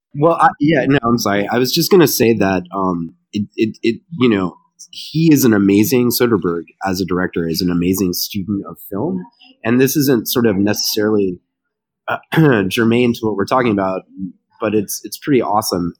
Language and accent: English; Baton Rouge, Louisiana, United States; coming from my hometown. Um, and I followed LSU basketball as a kid